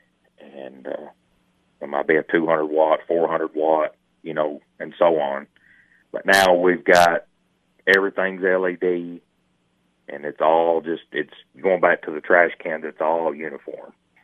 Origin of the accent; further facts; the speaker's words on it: Baxter, Tennessee, United States; I grew up in this town, and this is my hometown, Baxter, Tennessee